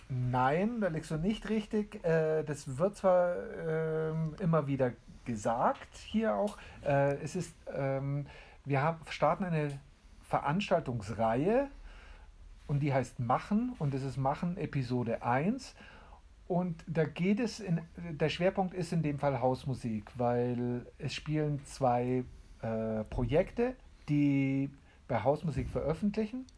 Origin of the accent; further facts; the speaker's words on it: Landsberg am Lech, Bavaria, Germany; Ja, ich bin hier geboren, aber ich bin praktisch Flüchtlingskindkind. Äh, ich bin 62 geboren hier in Landsberg